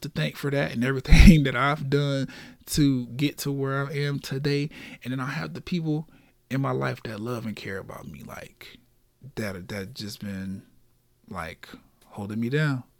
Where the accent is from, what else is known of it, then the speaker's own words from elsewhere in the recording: Orlando, Florida, United States; I'm from Orlando, Florida, born and raised here